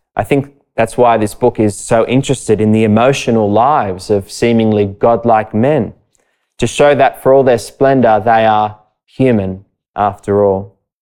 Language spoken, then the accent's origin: English; Sydney, New South Wales, Australia; I grew up not far from Bronte Beach